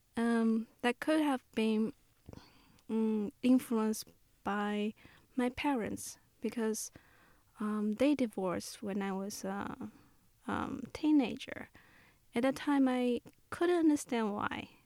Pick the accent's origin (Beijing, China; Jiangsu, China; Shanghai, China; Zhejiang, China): Shanghai, China; moved away as an adult; also born or lived in Memphis; the place I grew up in Shanghai